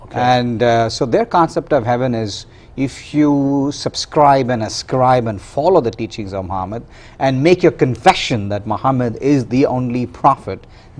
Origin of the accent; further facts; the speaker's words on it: India; Yes, I was.